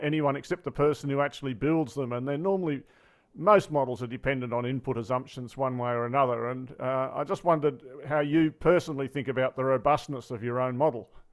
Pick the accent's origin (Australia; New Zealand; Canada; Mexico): Australia; speaking as an Australian